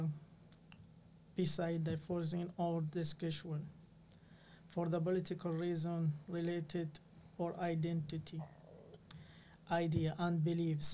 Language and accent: English; Iraq; English is a second language; moved away as an adult; now in Cork, Ireland; I am an asylum seeker and a journalist from Iraq who lives in Cork